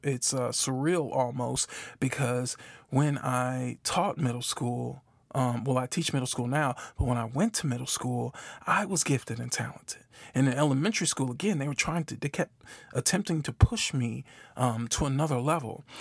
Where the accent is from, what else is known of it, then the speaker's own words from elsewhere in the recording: Milwaukee, Wisconsin, United States; moved away as an adult; now in Memphis, United States; I'm from Milwaukee, Wisconsin, currently live in Memphis, Tennessee